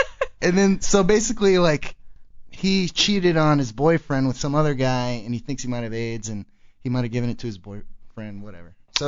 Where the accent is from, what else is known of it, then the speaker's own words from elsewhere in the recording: Arlington, Texas, United States; also born or lived in Plano, Texas / Little Elm, Texas; I actually grew up in Arlington till I was 12, and that's kind of a big city. It was kind of like an urban type of place, probably like similar to where you grew up. And then I moved to Plano, which was this really... you know, kind of snooty area